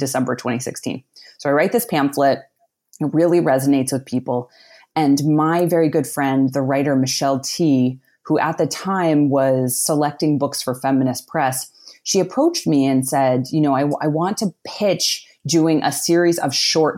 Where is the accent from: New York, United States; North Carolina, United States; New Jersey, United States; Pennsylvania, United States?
Pennsylvania, United States; outside of Pittsburgh; I grew up outside of Pittsburgh, Pennsylvania, in a small working class town.